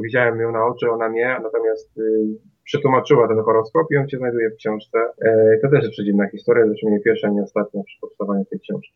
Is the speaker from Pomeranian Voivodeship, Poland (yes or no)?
yes; Kwidzyn, Pomeranian Voivodeship, Poland; moved away as an adult; now in Toruń, Poland; ja nie jestem warszawiakiem ani krakusem. W zasadzie to jestem z Kwidzyna, natomiast studiowałem w Toruniu